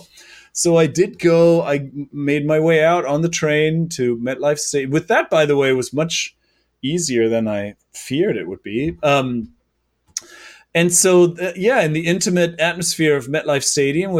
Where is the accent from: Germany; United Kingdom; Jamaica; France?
Germany; now in New York, United States; I'm from Germany